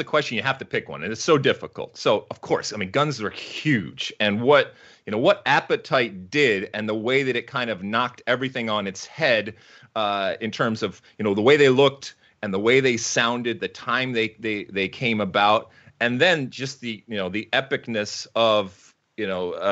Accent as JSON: {"language": "English", "town": "Detroit", "region": "Michigan", "country": "United States", "tie": "born or raised there", "said": "I was growing up in Detroit and in the Midwest"}